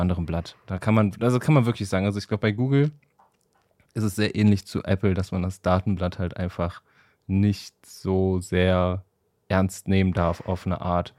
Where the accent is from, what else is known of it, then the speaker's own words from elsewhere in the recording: Wuppertal, North Rhine-Westphalia, Germany; ich komme ja aus Wuppertal.